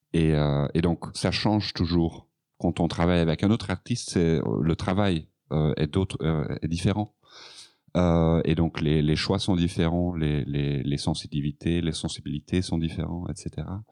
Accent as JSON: {"language": "French", "region": "Flanders", "country": "Belgium", "second_language": "French", "said": "Donc, je suis flamand, donc mon français n'est pas parfait"}